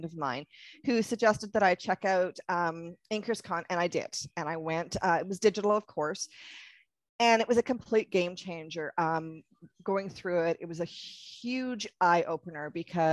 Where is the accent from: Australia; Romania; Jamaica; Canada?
Canada; I'm Canadian